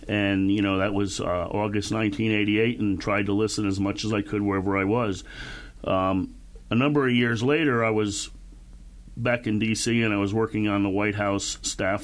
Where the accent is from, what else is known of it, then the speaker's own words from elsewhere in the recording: Connecticut, United States; moved away as an adult; also born or lived in Panama; I grew up outside New York in Connecticut